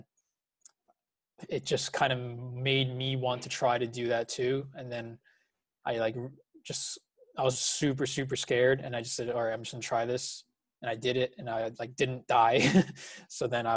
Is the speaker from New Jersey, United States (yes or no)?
yes; New Jersey, United States; I was born and raised in New Jersey